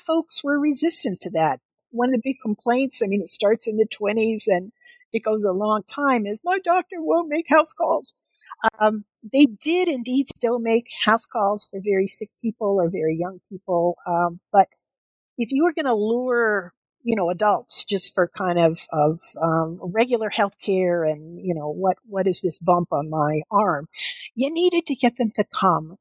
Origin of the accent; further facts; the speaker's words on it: Kentucky, United States; the doctor's office that I went to as a child growing up in Kentucky